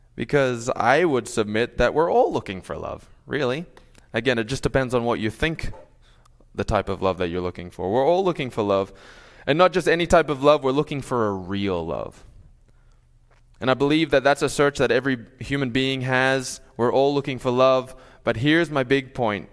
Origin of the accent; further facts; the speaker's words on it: Sydney, New South Wales, Australia; also born or lived in New York; now in Minnesota, United States; I'm from Australia